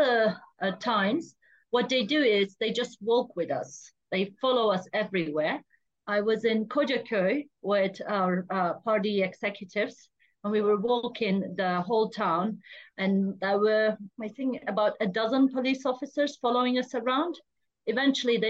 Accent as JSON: {"language": "English", "town": "Diyarbakır", "region": "Diyarbakır Province", "country": "Turkey", "tie": "born or raised there", "said": "Diyarbakır, my hometown, where I'm from exactly"}